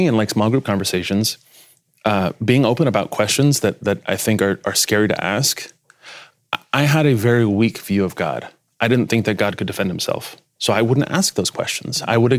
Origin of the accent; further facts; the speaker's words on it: Spain; I'm a, not just a pastor's kid, I'm a missionary's kid. {S1} Okay. {S4} So I grew up mostly in Spain.